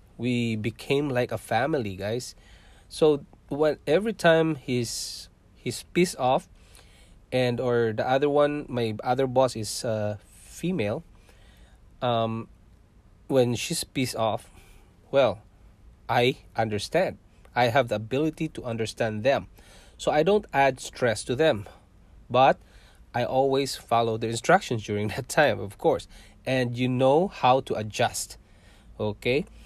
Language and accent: English; southern Philippines, Philippines; moved away as an adult; also born or lived in Singapore; now in Canada; I have lots of friends, guys, when I was in our hometown, and that is in south of Philippines